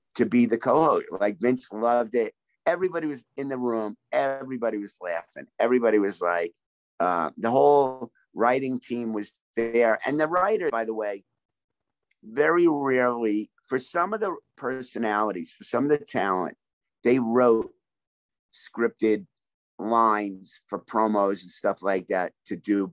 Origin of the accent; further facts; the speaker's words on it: New York, United States; also born or lived in Brooklyn; I grew up right outside New York City, born in Brooklyn